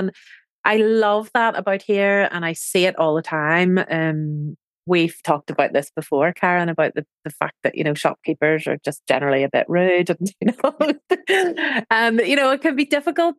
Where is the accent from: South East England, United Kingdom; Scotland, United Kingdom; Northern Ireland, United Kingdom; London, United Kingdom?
Northern Ireland, United Kingdom; moved away as an adult; now in Provence, France; where I come from anyway, in Northern Ireland. So I'm originally from Ireland